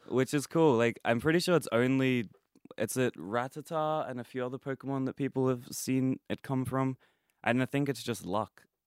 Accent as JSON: {"language": "English", "country": "Australia", "tie": "born or raised there"}